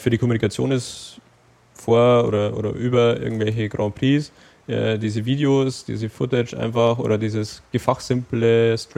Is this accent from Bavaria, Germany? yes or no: yes; Bavaria, Germany; Also da, wo ich herkomme, da gab es halt im, im, Spielzeugladen einfach die Karten. So, da standen sie. Aber wenn man jetzt irgendwas Bestimmtes wollte, da musste man in die große Stadt, in Anführungsstrichen, fahren